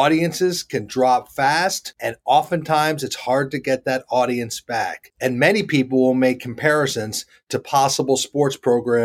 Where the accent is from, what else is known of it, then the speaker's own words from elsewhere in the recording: Charlotte, North Carolina, United States; my hometown of Charlotte, North Carolina